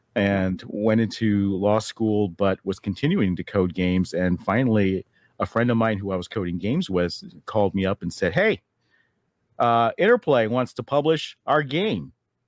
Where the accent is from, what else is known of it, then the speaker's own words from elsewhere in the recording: Taiwan; I grew up overseas in Taiwan. My mother's Chinese